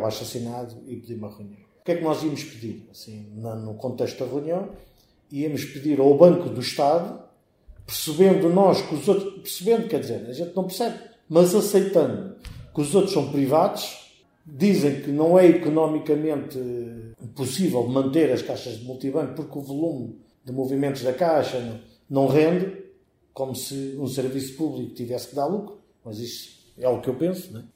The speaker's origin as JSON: {"language": "Portuguese", "town": "Alhandra", "region": "Lisbon", "country": "Portugal", "tie": "born or raised there", "said": "a minha terra também está na calha"}